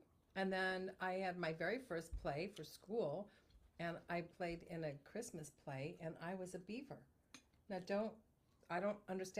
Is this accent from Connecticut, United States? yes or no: no; Des Moines, Iowa, United States